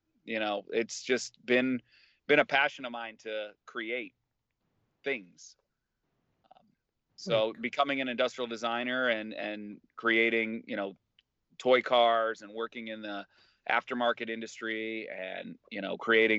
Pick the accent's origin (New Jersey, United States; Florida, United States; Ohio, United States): Ohio, United States; Cleveland; I'm from the Cleveland area.